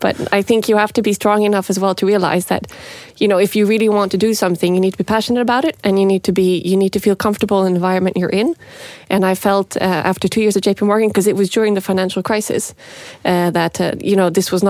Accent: Montreal, Quebec, Canada; also born or lived in Norway; I grew up in Montreal. And that was really great because I got to be bilingual from a very young age.

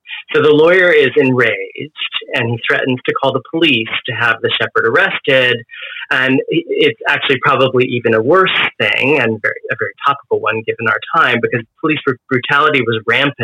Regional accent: Bay Area, California, United States; moved away as an adult; I was from California. I was raised in the Bay Area, and I wanted to return

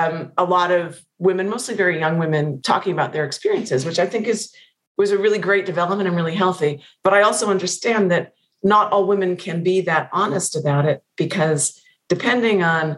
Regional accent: Pennsylvania, United States; moved away; I've not been back to Pennsylvania since it came out.

